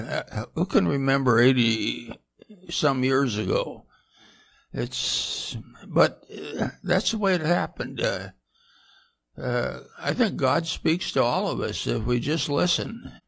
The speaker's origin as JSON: {"language": "English", "region": "Montana", "country": "United States", "tie": "born or raised there", "said": "The western part, somewhere between, maybe you'd know, three-fourths Montana. It's where the Missouri starts and Helena."}